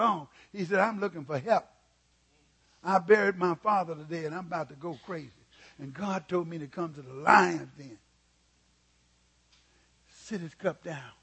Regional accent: Mississippi, United States; moved away as an adult; now in California, United States; I was born and raised in Mississippi where we didn't have anything.

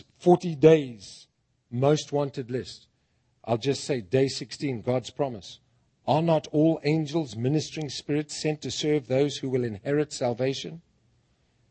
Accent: Bulawayo, Zimbabwe; moved away as an adult; now in United States; Bulawayo, my hometown

